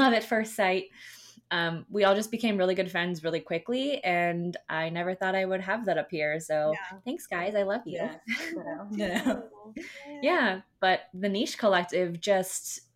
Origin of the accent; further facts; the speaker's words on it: Fort Lauderdale, Florida, United States; also born or lived in Boca Raton, Florida; I'm from Fort Lauderdale originally, and then we moved to Boca Raton when I was in middle school.